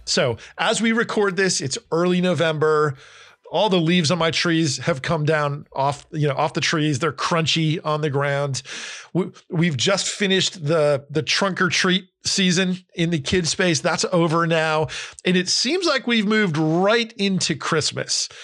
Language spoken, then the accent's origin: English; Northeast US, United States; also born or lived in California / Florida; now in Nashville, United States; I grew up in the Northeast, in Pennsylvania, New Jersey